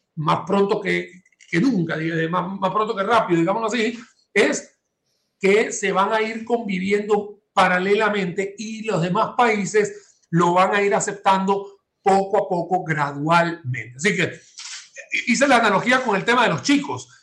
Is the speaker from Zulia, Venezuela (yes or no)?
yes; Maracaibo, Zulia, Venezuela; now in San José, Costa Rica; desde el estado Zulia, que es donde nací yo en Maracaibo